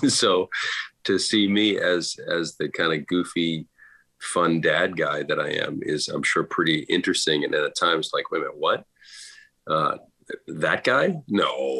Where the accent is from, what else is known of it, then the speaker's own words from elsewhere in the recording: Boston, Massachusetts, United States; my parents are both from Ireland. So growing up in Boston, there was Irish music playing all the time